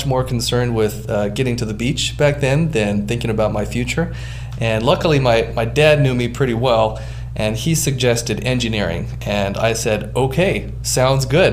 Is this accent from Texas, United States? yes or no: no; Hawaii, United States; I grew up in Hawaii surfing